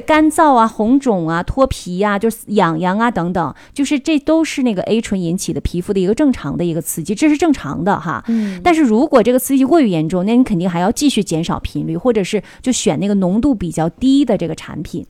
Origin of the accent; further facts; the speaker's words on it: Northeast China, China; 因为我们东北人嘛